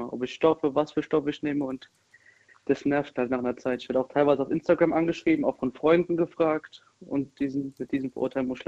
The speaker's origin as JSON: {"language": "German", "town": "Darmstadt", "region": "Hesse", "country": "Germany", "said": "Ich komme aus Darmstadt."}